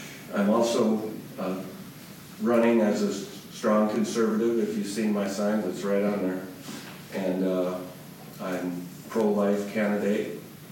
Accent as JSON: {"language": "English", "town": "Eureka", "region": "South Dakota", "country": "United States", "tie": "born or raised there", "also_born_or_lived": "Aberdeen", "moved": "as an adult", "lives_now": "Pierre, United States", "said": "I was born in McPherson County, Eureka, raised there"}